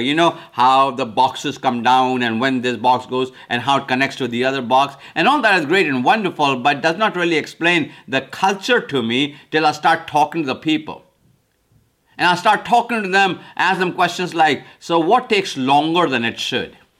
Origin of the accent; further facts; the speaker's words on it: India; now in United States; I'm from India originally, came to America in nineteen seventy-three.